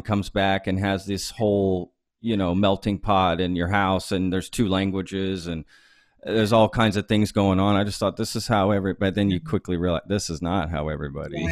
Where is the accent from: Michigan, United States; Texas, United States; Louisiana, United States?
Texas, United States; Dallas; I grew up in Dallas